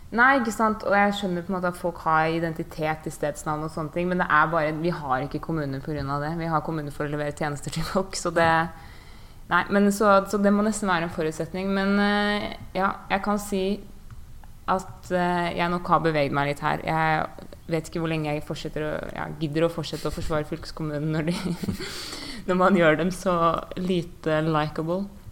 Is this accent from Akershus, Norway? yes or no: yes; Bærum, Akershus, Norway; jeg er jo fra Bærum og har vært folkevalgt